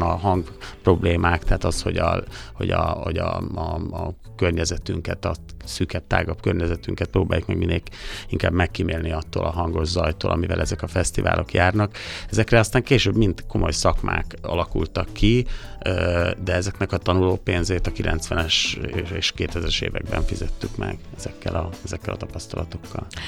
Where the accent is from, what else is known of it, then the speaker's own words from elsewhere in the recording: Sopron, Győr-Moson-Sopron, Hungary; a szülővárosunk Sopron